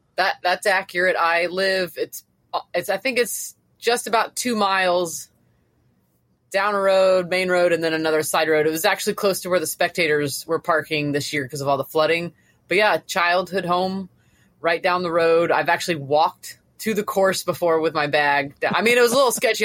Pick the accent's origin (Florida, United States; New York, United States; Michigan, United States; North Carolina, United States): Florida, United States; I've, I've lived in Florida, I'm from Florida